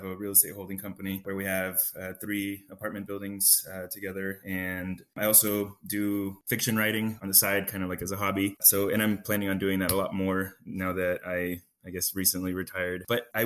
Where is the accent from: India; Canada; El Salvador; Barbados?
El Salvador; now in United States; I was born in El Salvador. My mom and dad actually had a business over there